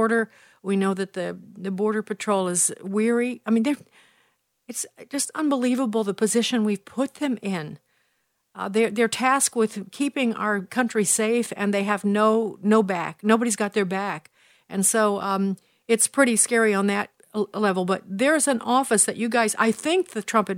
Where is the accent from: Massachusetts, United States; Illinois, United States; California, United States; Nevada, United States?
Illinois, United States; Chicago; I'm from Chicago